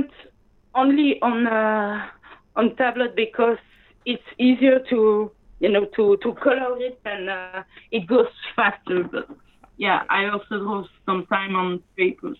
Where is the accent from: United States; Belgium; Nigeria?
Belgium; first language French; English is a second language; I was raised in Belgium.